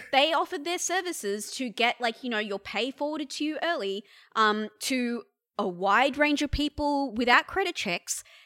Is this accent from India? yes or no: yes; India; now in Australia; I'm an Indian woman who has lived in this country since past nine eleven